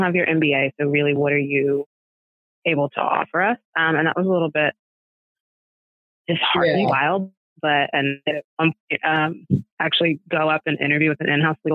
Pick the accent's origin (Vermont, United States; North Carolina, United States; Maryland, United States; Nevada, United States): Maryland, United States; now in Washington, D.C., United States; I'm from Maryland, right outside of DC.